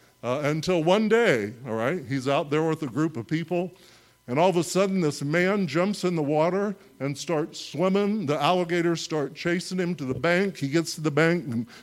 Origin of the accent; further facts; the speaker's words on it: central Illinois, United States; I grew up in Illinois, all right, in central Illinois in like the 80s and 90s